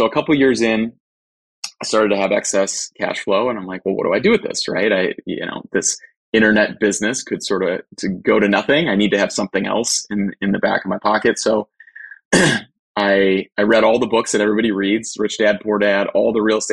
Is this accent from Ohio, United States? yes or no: yes; Cleveland, Ohio, United States; I'm from Cleveland, Ohio.